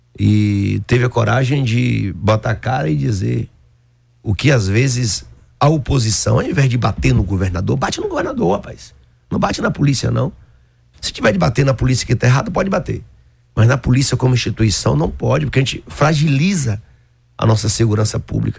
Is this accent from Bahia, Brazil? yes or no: yes; Aiquara, Bahia, Brazil; Aiquara que eu vou, que é o município onde eu nasci